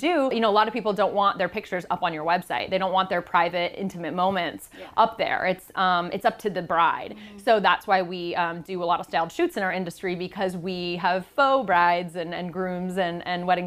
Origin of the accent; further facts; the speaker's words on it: Seattle, Washington, United States; moved away as an adult; now in Palo Alto, United States; I'm from Seattle, and now I live here in Palo Alto, California